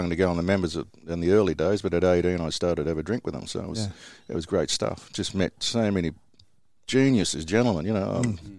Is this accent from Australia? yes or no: yes; Sydney, New South Wales, Australia; Originally from Matraville.